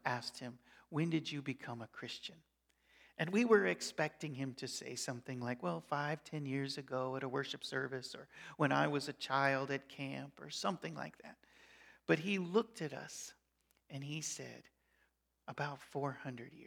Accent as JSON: {"language": "English", "region": "Colorado", "country": "United States", "tie": "born or raised there", "also_born_or_lived": "Chicago, Illinois / Alberta, Canada", "moved": "as an adult", "lives_now": "Nebraska, United States", "said": "I grew up in Colorado. I lived 8 years in Chicago, 10 years in Alberta, Canada, and now 11 years in Nebraska"}